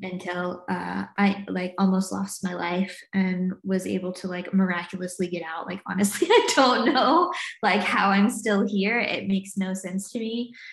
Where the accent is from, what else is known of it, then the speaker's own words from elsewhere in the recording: the South, United States; also born or lived in North Carolina / Virginia; now in Newcastle, United Kingdom; I grew up in the States, in the South, in like North Carolina and Virginia is where I'm from.